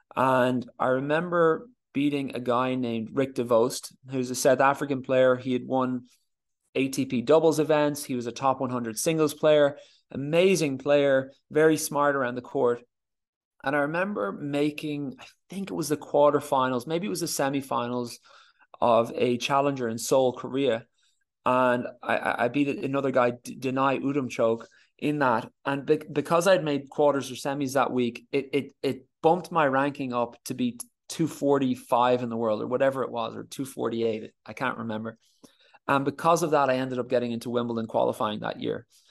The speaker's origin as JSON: {"language": "English", "country": "Ireland", "said": "as Irish tennis players"}